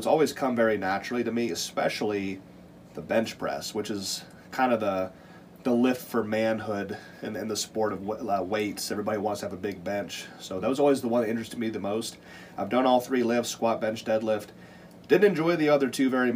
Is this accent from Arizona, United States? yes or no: no; Montana, United States; moved away; also born or lived in Ohio; I'm actually from Montana